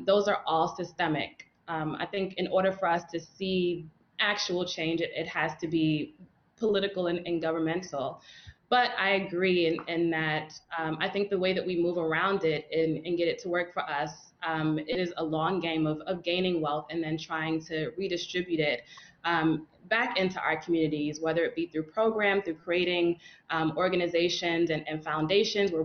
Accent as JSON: {"language": "English", "town": "New York City", "region": "New York", "country": "United States", "tie": "born or raised there", "said": "growing up in Brooklyn, New York, my neighborhood went through so many changes"}